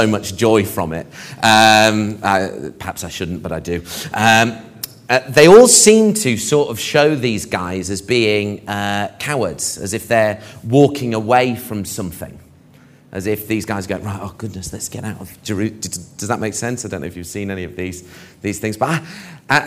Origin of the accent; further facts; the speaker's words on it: Barnet, London, United Kingdom; we lived in Barnet